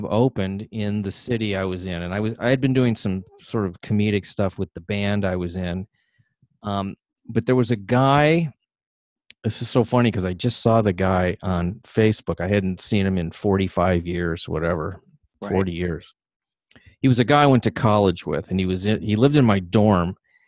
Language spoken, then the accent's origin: English; Ohio, United States; where I was raised in Ohio